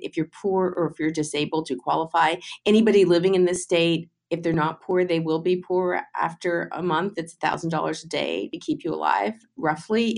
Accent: Canada; moved away; I grew up in Canada

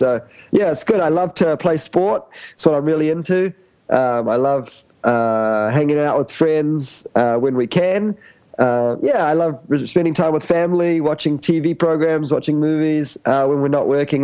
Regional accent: New Zealand; moved away as an adult; now in Cambodia; I'm from New Zealand

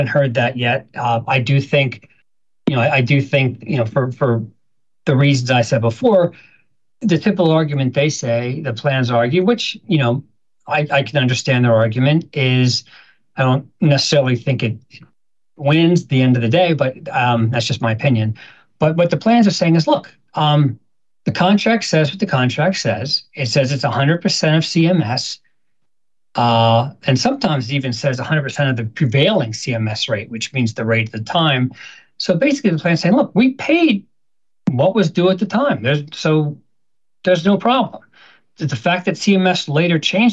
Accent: Philadelphia, Pennsylvania, United States; I'm from Philadelphia

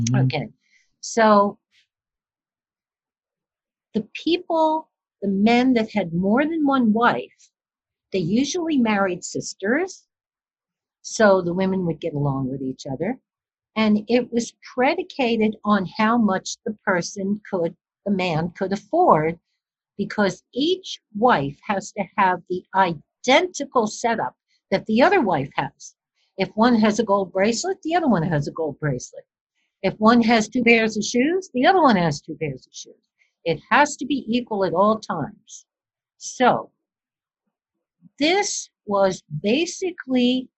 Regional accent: New York City, New York, United States; I was born in Brooklyn, New York

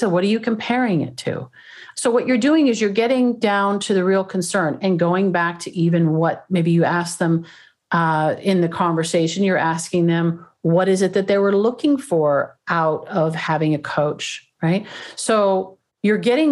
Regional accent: Canada; moved away as an adult; also born or lived in Toronto; now in California, United States; I used to do these when I was in Toronto. I'm originally from Canada. I live down here now, but in California.

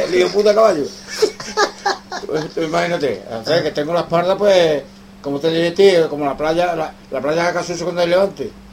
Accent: Cádiz, Andalusia, Spain; moved away as an adult; also born or lived in Madrid / León; era mi tierra, de acuerdo, era Cádiz

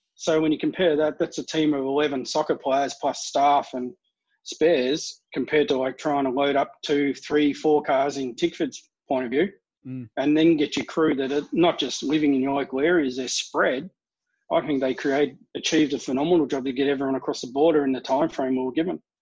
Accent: Melbourne, Victoria, Australia; I'm from Melbourne

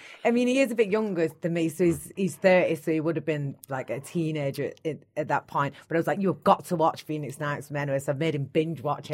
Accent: Bolton, North West England, United Kingdom; I'm from Bolton

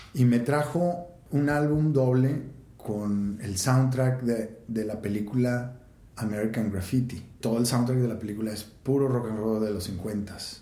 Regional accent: Monterrey, Nuevo León, Mexico; Nací y crecí aquí en Monterrey

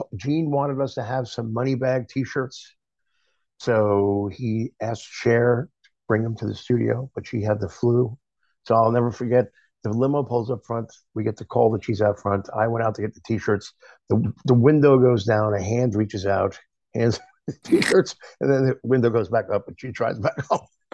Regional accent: Long Island, New York, United States; I grew up on Long Island and played in a lot of club bands

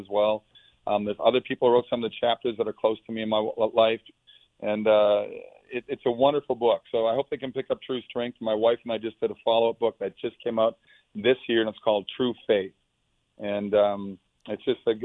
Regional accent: Minnesota, United States; moved away; I grew up in Minnesota

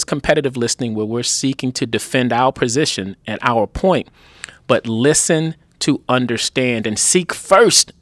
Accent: Baltimore, Maryland, United States; moved away as an adult; also born or lived in Los Angeles / New York / Washington, District of Columbia, United States / Boston; I grew up in Baltimore

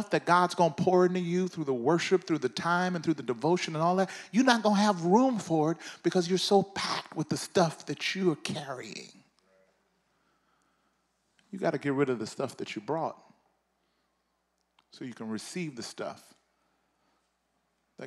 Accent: Mississippi, United States; I'm from the South. I'm from Mississippi

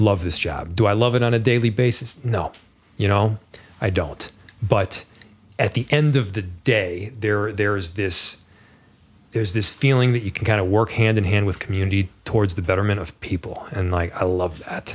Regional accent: Northern Virginia, United States; moved away; we grew up in Northern Virginia largely

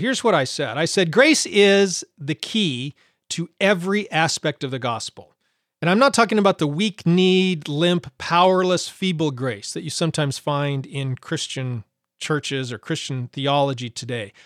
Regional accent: Montana, United States; I grew up in Montana

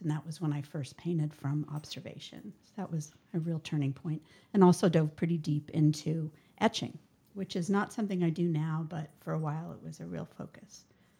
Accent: Colorado, United States; moved away as an adult; also born or lived in Taos, New Mexico; now in Portland, United States; So I'm 55 years old. I live in Portland, but I was raised in Colorado.

